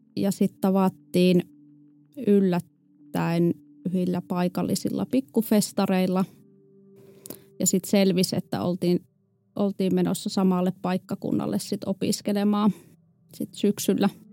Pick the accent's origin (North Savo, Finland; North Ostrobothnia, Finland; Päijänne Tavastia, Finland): North Savo, Finland; a small municipality in; mä oon kotoisin pohjoissavolaisesta pikkukunnasta ja mulla oli hyvin, hyvin tavallinen lapsuus ja nuoruus